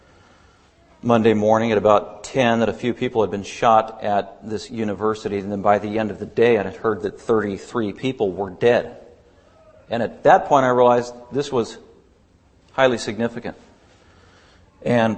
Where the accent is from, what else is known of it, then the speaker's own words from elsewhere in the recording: Denver, Colorado, United States; also born or lived in Littleton, Colorado; I grew up in Denver, Colorado my whole life